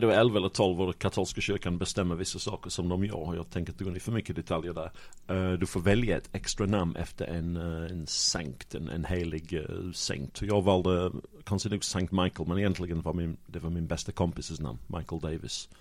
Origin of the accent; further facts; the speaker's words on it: Sheffield, Yorkshire and the Humber, United Kingdom; Swedish is a second language; moved away as an adult; now in Malmö, Sweden; Sheffield i norra England, Yorkshire